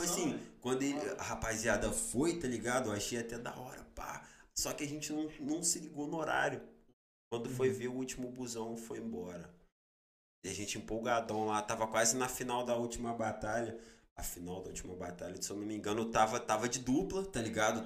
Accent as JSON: {"language": "Portuguese", "town": "Barra Mansa", "region": "Rio de Janeiro", "country": "Brazil", "said": "sou de Barra Mansa"}